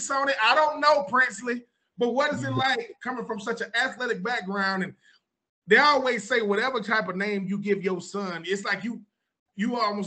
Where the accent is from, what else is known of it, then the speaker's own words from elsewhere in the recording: Texas, United States; I'm from Texas